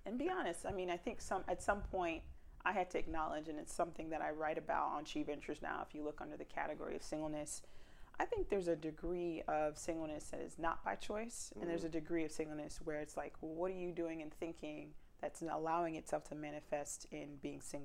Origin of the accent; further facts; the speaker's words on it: South Florida, United States; I was raised in South Florida